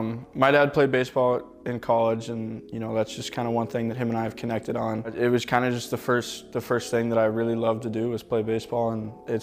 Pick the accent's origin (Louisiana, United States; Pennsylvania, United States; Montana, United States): Montana, United States; It was cool. It's a very unique place. You know, obviously, there's a ton of stuff to do outside. World-famous ski resorts. Yellowstone National Park is like an hour from my house.